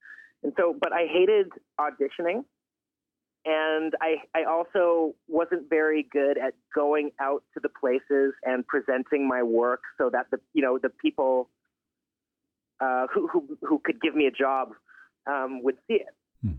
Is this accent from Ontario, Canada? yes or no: yes; Toronto, Ontario, Canada; also born or lived in Pine Ridge, United States / Los Angeles, United States / Vermont, United States; I was born in Pine Ridge, South Dakota, but I'm the son of a movie star, and she moved us around from L.A. to Vermont and finally to Toronto.